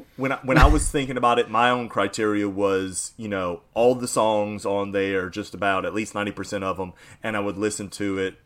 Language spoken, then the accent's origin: English; New Orleans, Louisiana, United States; my hometown uh, rappers